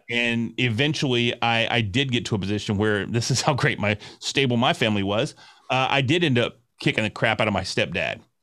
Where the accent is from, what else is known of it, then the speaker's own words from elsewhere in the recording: Sherman, Texas, United States; I'm from Sherman, Texas